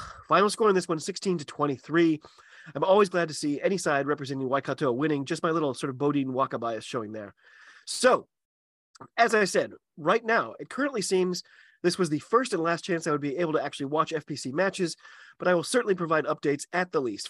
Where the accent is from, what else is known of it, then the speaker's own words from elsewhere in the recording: United States; I'm an American rugby fan